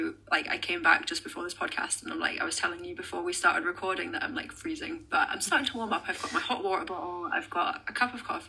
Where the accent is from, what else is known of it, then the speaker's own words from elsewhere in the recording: Loughborough, East Midlands, United Kingdom; moved away as an adult; now in Scotland, United Kingdom; Nottingham, England, but I've lived up in Scotland for like 12 years now. Originally came up here for university and then just never left.